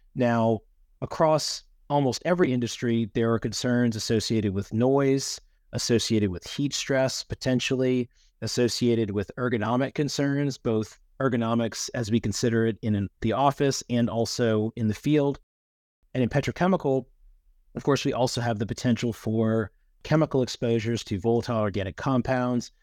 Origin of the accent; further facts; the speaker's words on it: Louisiana, United States; also born or lived in Miami; my home state of Louisiana